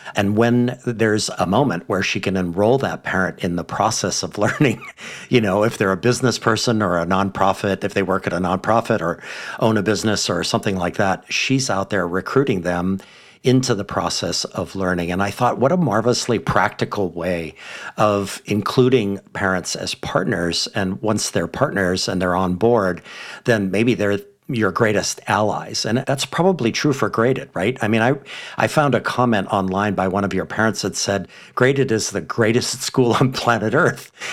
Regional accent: Hawaii, United States; my home state of Hawaii

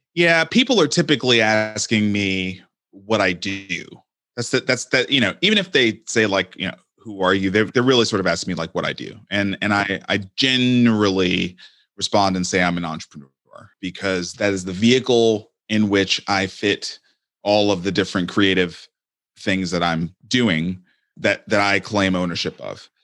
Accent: New York City, New York, United States; I grew up in Brooklyn

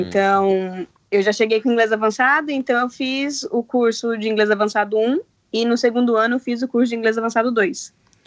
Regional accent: Osasco, São Paulo, Brazil; moved away as an adult; now in United States; eu sou de Osasco

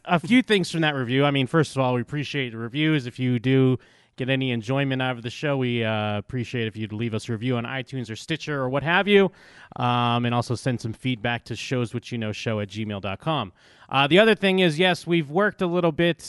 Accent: United States; I'm from the United States

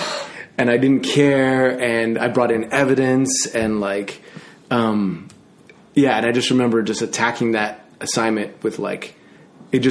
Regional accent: Montreal, Quebec, Canada; moved away as an adult; I was born and raised in Montreal, Canada.

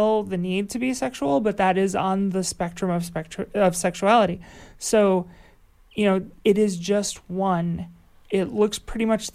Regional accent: United States; moved away; I come from up by Chicago

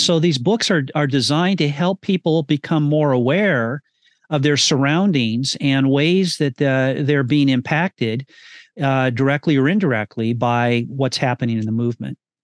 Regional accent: California, United States; Redding, California, my home state

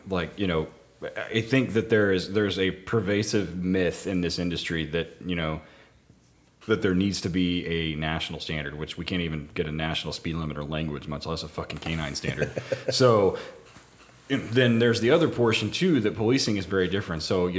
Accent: Tulsa, Oklahoma, United States; You know, I tell even in my hometown of Tulsa, like their canine unit is super old, well supported, well run, well funded.

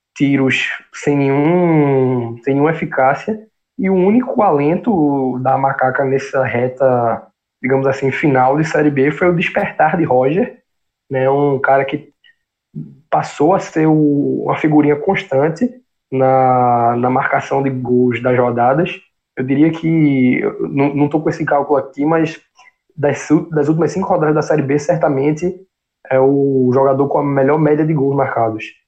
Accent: Northeast Region, Brazil; como nordestinos, é, como brasileiros

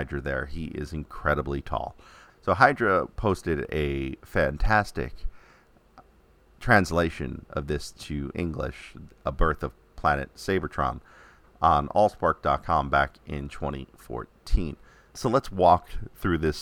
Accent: New York City, New York, United States; New York City, my hometown

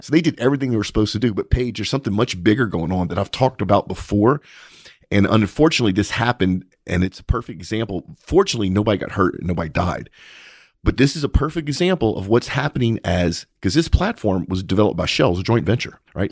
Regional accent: United States; as an American, as a very proud and patriotic American

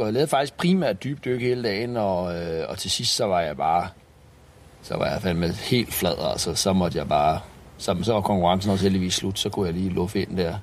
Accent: Denmark; hjemme i Danmark

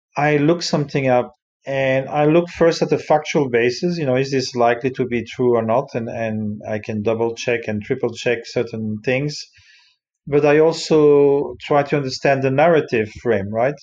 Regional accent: Brussels, Brussels-Capital Region, Belgium; moved away; I come originally from Brussels

